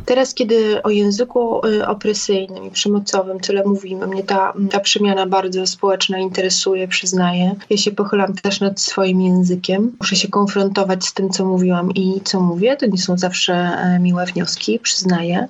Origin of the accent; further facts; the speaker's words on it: Gdańsk, Pomeranian Voivodeship, Poland; now in Warsaw, Poland; ja jestem Gdańszczanką mieszkającą w Warszawie, mieszkam na dwa, na dwa miasta